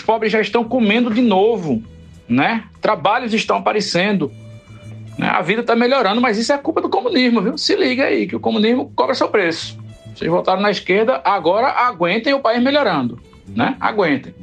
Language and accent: Portuguese; Recife, Pernambuco, Brazil; eu passei a vida inteira aqui em Recife